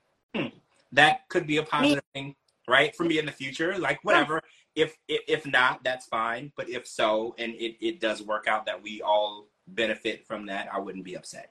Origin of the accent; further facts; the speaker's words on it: Louisiana, United States; I grew up in Louisiana, so I'm used to this type of stuff